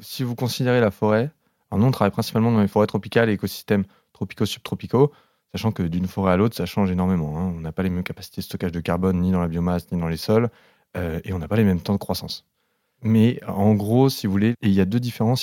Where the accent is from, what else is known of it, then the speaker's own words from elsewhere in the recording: the South, southern France, France; je viens du Sud